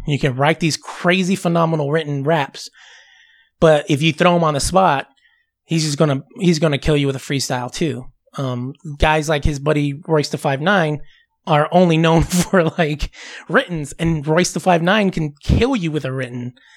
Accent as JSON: {"language": "English", "region": "Southern California", "country": "United States", "said": "I'm from Southern California"}